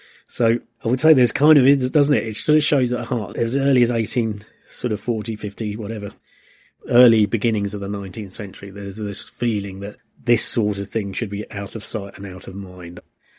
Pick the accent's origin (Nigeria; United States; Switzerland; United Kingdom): United Kingdom; As a British person, we were always at war with France, and so they were kind of our nearest and dearest enemies.